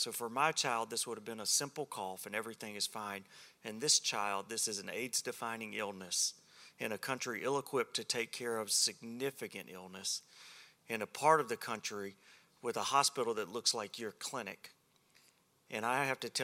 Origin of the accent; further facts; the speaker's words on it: Alabama, United States; I'm from Alabama